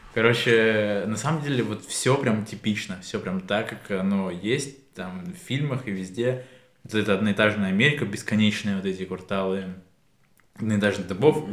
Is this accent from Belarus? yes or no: no; Kyiv, Ukraine; я говорю, из Киева